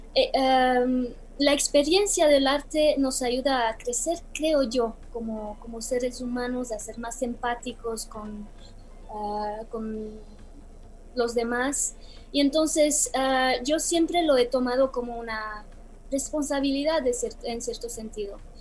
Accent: Bucharest, Romania; moved away; also born or lived in Belgium / United States / Mexico; en mi país natal

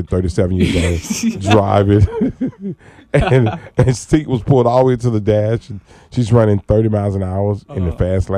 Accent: Atlanta, Georgia, United States; I grew up in Atlanta, Georgia.

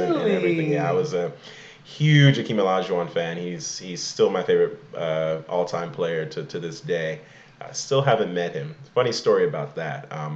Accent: Imo, Nigeria; now in United States; I'm from Emo

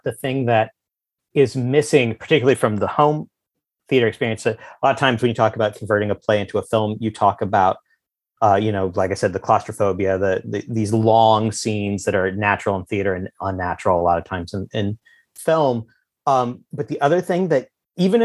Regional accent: the Ozarks, United States; I grew up in the Ozarks

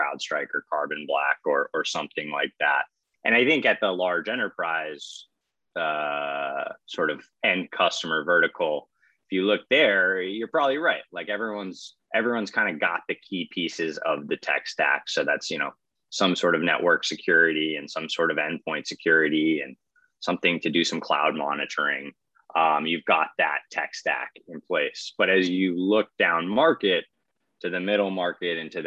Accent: Boston, Massachusetts, United States; Johnny and I grew up in Boston together

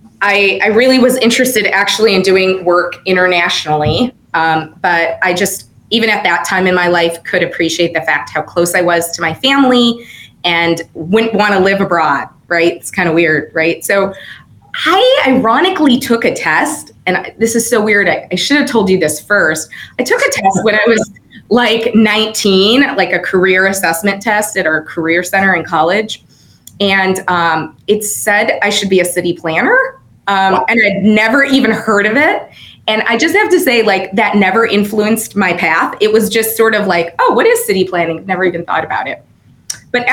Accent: Chicago, Illinois, United States; moved away as an adult; now in Santa Clara, United States; I am from the city of Chicago. I grew up in the city, and then we moved to the burbs when I got older

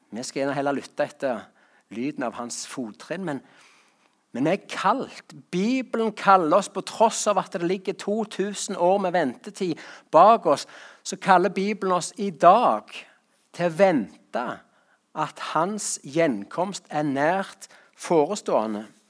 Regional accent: Rogaland, Norway; på gården hjemme på Salte

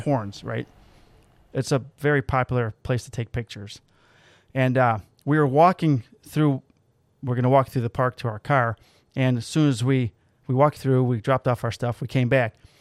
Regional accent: outside Chicago, Illinois, United States; we're from outside Chicago

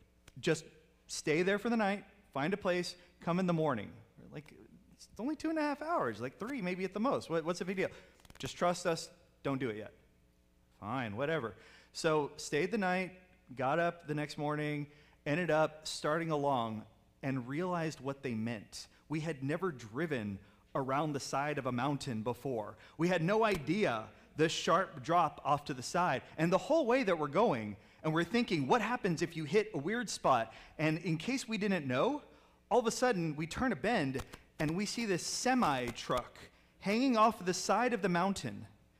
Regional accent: Houston, Texas, United States; also born or lived in San Antonio; I did grow up in Texas. So, I was from the north side of Houston, so born and raised and everything.

